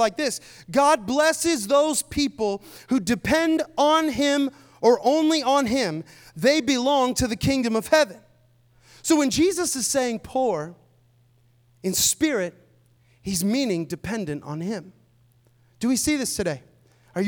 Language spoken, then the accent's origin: English; Seattle, Washington, United States; now in Tampa, United States; I'm from Seattle